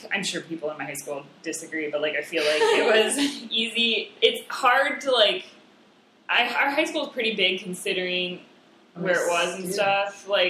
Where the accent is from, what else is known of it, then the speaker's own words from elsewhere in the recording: Rapid City, South Dakota, United States; moved away as an adult; also born or lived in Ortonville, Minnesota; now in Chicago, United States; I'm from Rapid City, which is, like, the second biggest city in the state. There's, like, 60,000 people